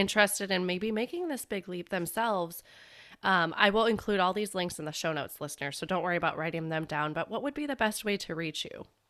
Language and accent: English; Chicago, Illinois, United States; I'm from Chicago